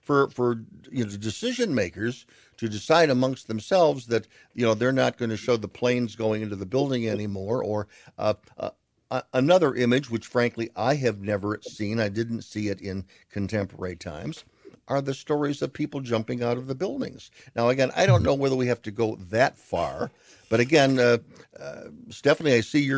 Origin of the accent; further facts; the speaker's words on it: United States; So, but the one thing I have always felt is that as an American, I don't share the experience that everyone else has about where they were.